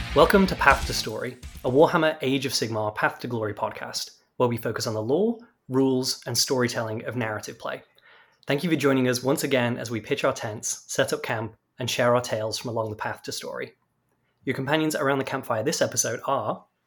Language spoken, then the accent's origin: English; United Kingdom; now in Texas, United States; I am from the UK